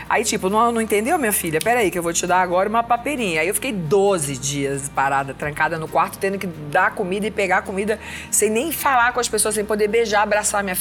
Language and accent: Portuguese; Northeast Region, Brazil; now in São Paulo, Brazil; cachumba, como se chama aqui em São Paulo, que eu sou nordestina